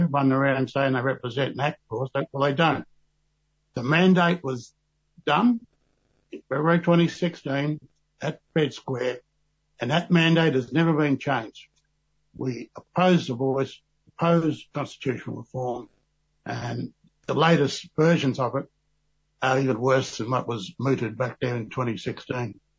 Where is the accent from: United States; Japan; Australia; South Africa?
Australia; Balranald, New South Wales; I was born in Balranald in 1951